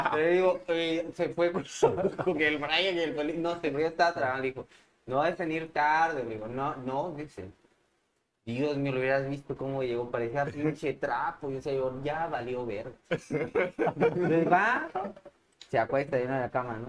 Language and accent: Spanish; Mexico; moved away as an adult; also born or lived in Madrid, Spain; now in Spain